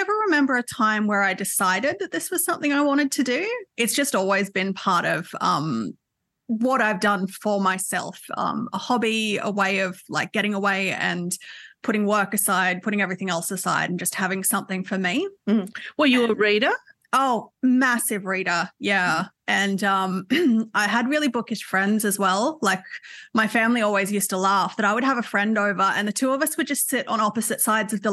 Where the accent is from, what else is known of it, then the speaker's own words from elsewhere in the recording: Newcastle, New South Wales, Australia; It is. It is so beautiful. I was really lucky enough to be back there earlier this year for the Newcastle Writers Festival